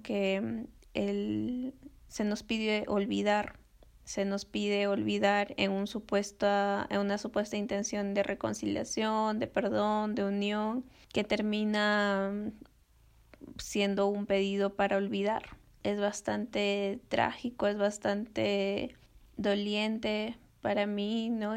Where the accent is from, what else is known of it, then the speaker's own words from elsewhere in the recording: Cusco, Peru; moved away; also born or lived in Lima; yo nací en Cusco